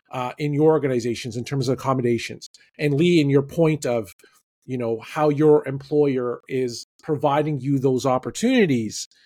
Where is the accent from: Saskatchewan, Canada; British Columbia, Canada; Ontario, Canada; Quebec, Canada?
Ontario, Canada; Toronto; my hometown baseball team, the Toronto Blue Jays